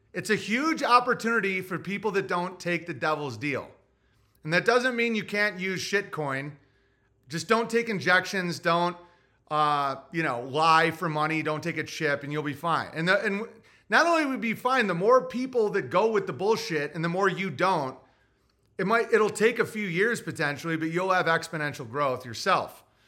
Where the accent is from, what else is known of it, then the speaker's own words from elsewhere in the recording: United States; I love being American